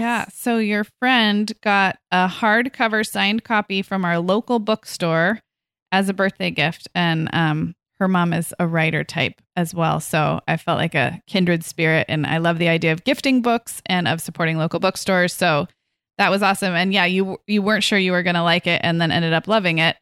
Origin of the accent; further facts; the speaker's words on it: Santa Barbara, California, United States; I grew up here in Santa Barbara, which, as you know, is a very beautiful part of California